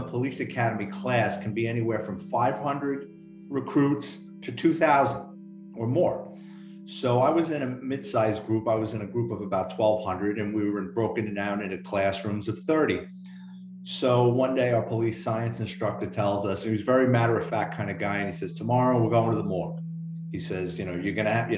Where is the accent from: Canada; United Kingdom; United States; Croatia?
United States; New York City, New York; I grew up in the Bronx